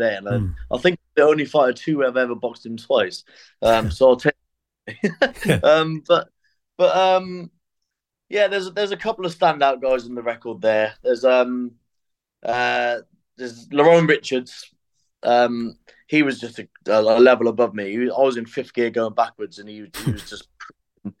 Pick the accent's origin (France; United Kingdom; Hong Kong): United Kingdom; Forest of Dean, South West England; now in Bristol, United Kingdom; I'm from the Forest of Dean, but I reside in Bristol.